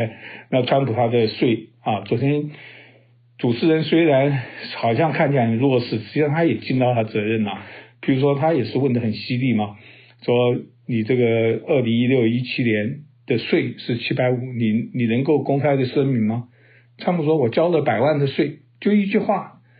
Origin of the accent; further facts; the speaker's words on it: United States; 所以就等于是半斤八两啊，让我们美国人在那边看到这边摇头叹息啊。